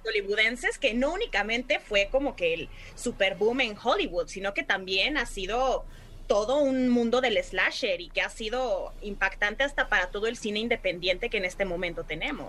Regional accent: Puebla, Mexico; yo soy de Puebla

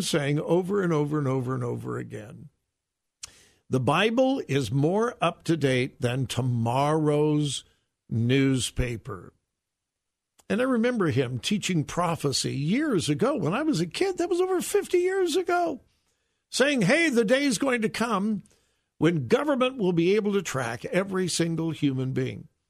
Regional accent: Southern California, United States; I grew up in Southern California

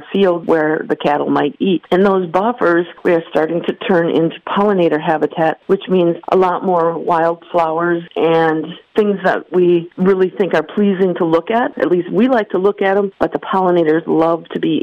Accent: Green Bay, Wisconsin, United States; I grew up in Green Bay

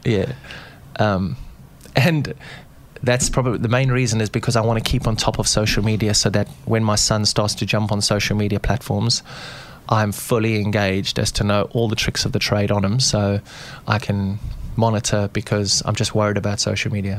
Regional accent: South Africa; moved away; being South African and being brought up in, in, the outdoor spaces in Africa

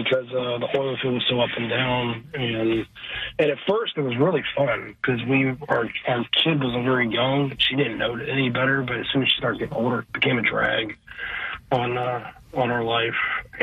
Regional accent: Cincinnati, Ohio, United States; moved away as an adult; also born or lived in Canada; now in Houston, United States; I grew up in Cincinnati. Born in 1982, and was pretty much Cincinnati my whole life. Went to the University of Cincinnati and got a chemical engineering degree and left Cincinnati in 2006

